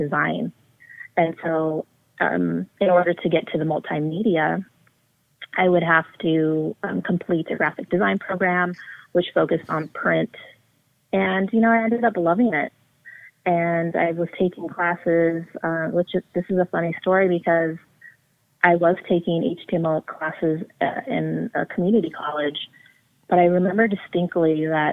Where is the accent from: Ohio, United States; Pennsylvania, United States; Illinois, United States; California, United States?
California, United States; Orange County; first language English; when I was born in Orange County, is initially they didn't teach me Spanish because of all the discrimination they had experienced. At the time, they didn't want me to have an accent. And so I grew up learning English.